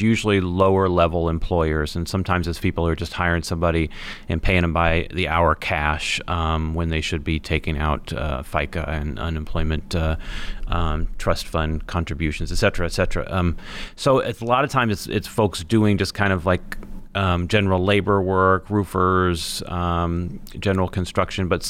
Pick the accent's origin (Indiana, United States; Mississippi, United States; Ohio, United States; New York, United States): Indiana, United States; Indianapolis; I grew up here in Indianapolis, and I went to this law school.